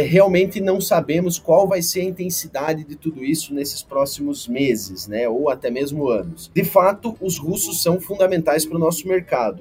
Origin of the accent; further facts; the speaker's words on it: Xanxerê, Santa Catarina, Brazil; moved away as an adult; now in Goiás, Brazil; trabalho aqui em Goiás há cerca de 11 anos, sou catarinense de Xanxerê